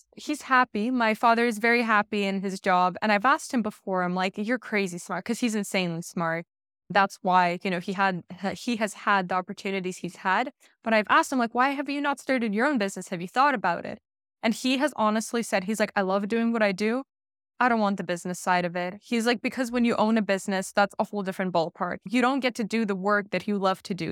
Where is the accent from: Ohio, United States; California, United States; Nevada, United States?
California, United States; Bay Area; moved away as an adult; also born or lived in Russia; now in Netherlands; growing up in the Bay Area 'cause that's where I grew up